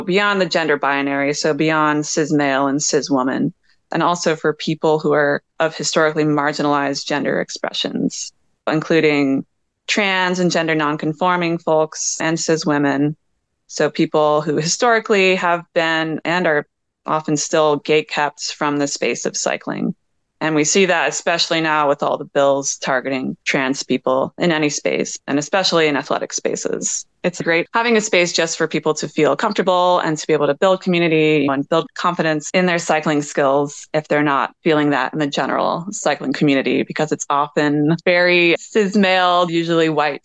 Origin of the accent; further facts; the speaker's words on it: Atlanta, Georgia, United States; also born or lived in Philadelphia / Utah; now in Los Angeles, United States; I grew up in Atlanta. I've lived in Philly. I've lived in Utah. I've lived